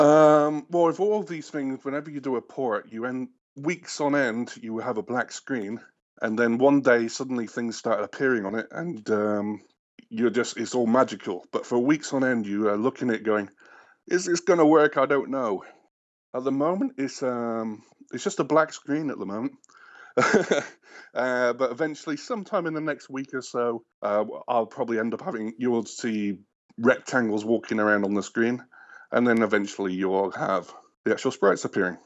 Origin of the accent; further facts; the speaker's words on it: England, United Kingdom; moved away as an adult; now in Canada; I'm obviously not American. I am English originally